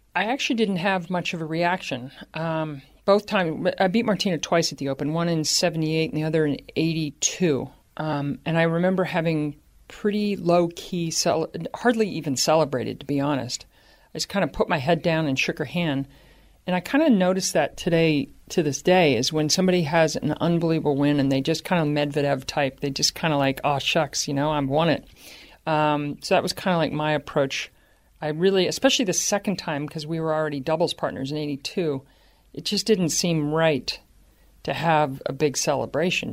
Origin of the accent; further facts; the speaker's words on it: Baltimore, Maryland, United States; growing up in Baltimore